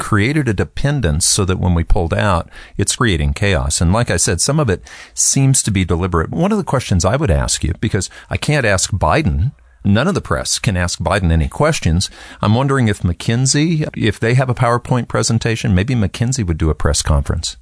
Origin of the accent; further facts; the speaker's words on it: United States; being an American, being from the United States all these years